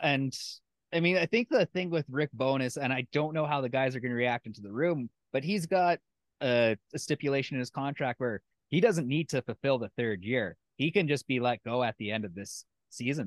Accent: Alberta, Canada; moved away as an adult; now in Winnipeg, Canada; I'm from Alberta.

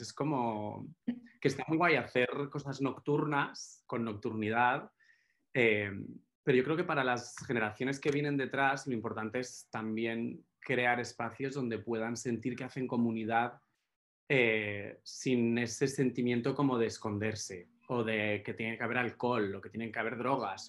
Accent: Málaga, Andalusia, Spain; yo crecí en Málaga

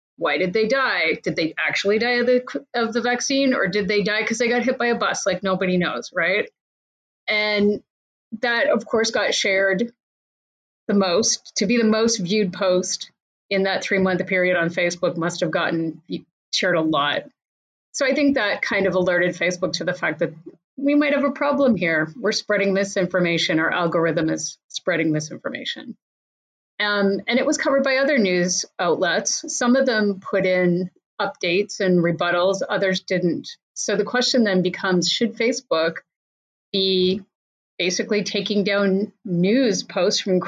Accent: Canada; now in United States; as a Canadian living in the US

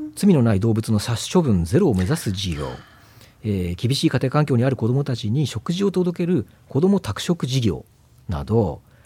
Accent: rural Niigata, Japan; 私はあの新潟の農村の出身なんですけども

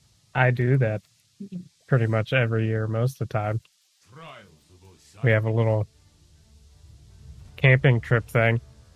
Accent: Michigan, United States; At least I'm from Michigan.

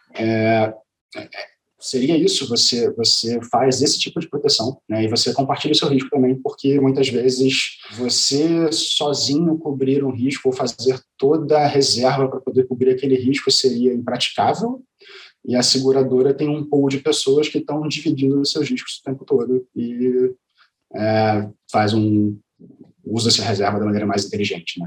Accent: Rio de Janeiro, Brazil; Eu sou carioca

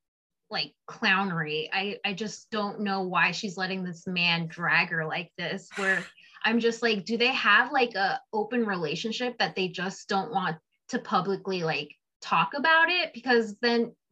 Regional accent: United States; I'm from the East Coast. I'm from Jersey, New York City, around that area. It's like home

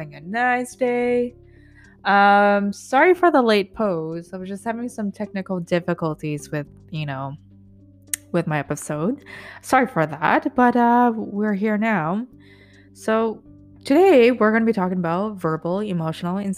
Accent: Vancouver, British Columbia, Canada; also born or lived in Hong Kong; when I moved from Hong Kong to back to Vancouver, so when I was 10, maybe

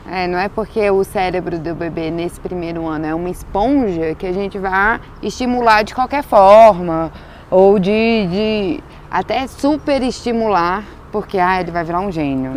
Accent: Brasília, Federal District, Brazil; aqui a gente é de Brasília

